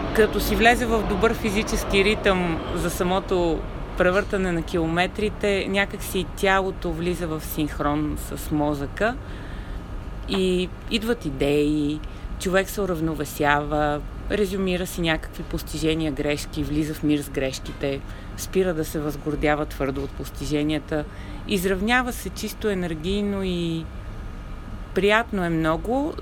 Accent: Sofia, Sofia City, Bulgaria; also born or lived in Varna; родителите ми ни изпращаха мен и сестра ми от София във Варна при баба и дядо, откъдето сме родом.

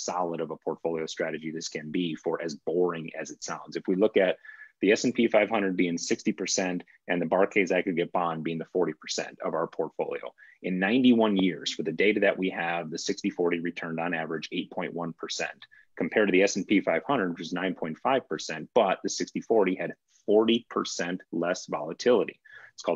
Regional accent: Wisconsin, United States; I grew up in Wisconsin

